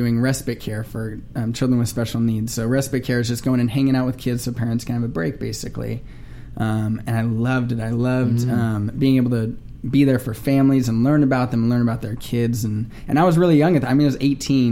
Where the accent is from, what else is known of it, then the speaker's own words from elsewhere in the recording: Simi Valley, California, United States; also born or lived in North Hollywood; I'm from Simi Valley. So I was actually born in the Valley, grew up in Simi Valley, and now I live in North Hollywood